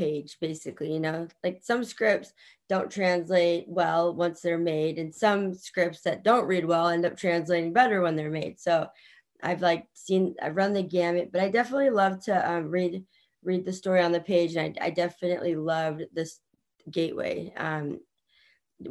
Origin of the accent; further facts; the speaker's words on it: Virginia, United States; moved away; I was born in Virginia